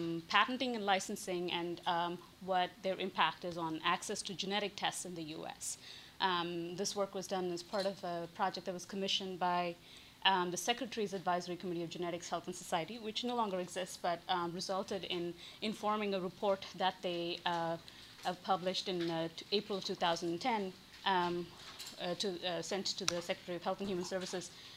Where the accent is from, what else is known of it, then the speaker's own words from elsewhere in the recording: India; moved away as an adult; growing up in India